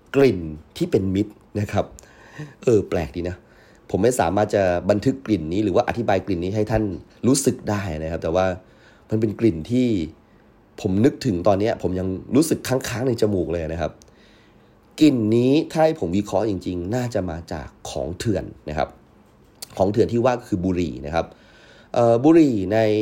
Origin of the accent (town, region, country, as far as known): Yala, Thailand; born or raised there